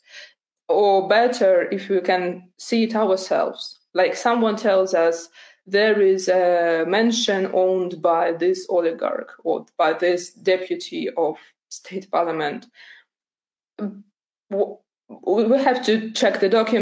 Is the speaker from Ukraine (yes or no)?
yes; Donbas, Ukraine; moved away; I'm from Donbass myself originally